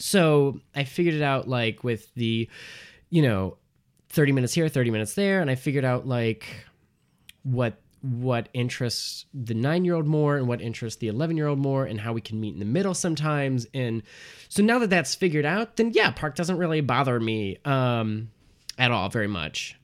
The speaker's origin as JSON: {"language": "English", "town": "Port Huron", "region": "Michigan", "country": "United States", "also_born_or_lived": "Detroit, Michigan", "moved": "as an adult", "lives_now": "Chicago, United States", "said": "I'm originally from Detroit, Michigan, and, um, or Port Huron"}